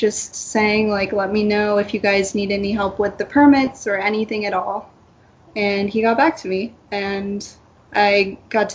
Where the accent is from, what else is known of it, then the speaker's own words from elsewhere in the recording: Flagstaff, Arizona, United States; I'm from Flagstaff